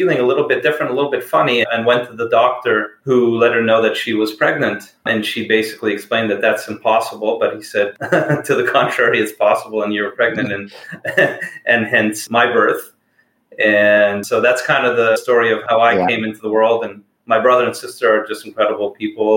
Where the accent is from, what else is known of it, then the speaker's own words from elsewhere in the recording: Montreal, Quebec, Canada; I grew up in Montreal in a city called Ville-Saint-Laurent.